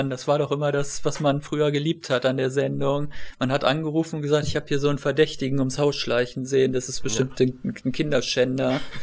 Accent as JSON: {"language": "German", "country": "Germany", "said": "bei uns in Deutschland"}